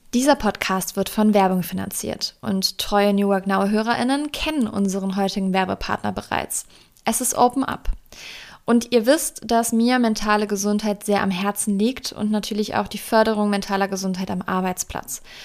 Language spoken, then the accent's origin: German; Germany; in Deutschland geboren, meine Familie hat keinen Migrationshintergrund